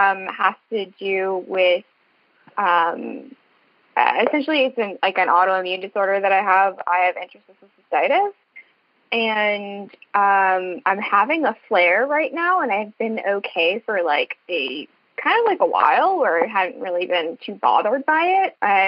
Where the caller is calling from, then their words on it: Long Island, New York, United States; I am calling from Long Island.